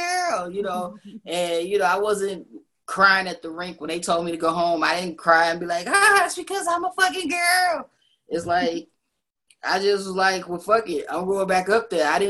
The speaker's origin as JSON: {"language": "English", "town": "Chicago", "region": "Illinois", "country": "United States", "said": "I'm from the South Side"}